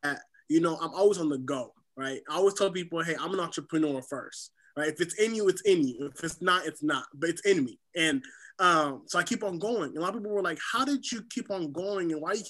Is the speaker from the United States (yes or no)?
yes; SeaTac, Washington, United States; also born or lived in Haiti; I'm originally from the Caribbean island of Haiti. I grew up here in SeaTac, Washington.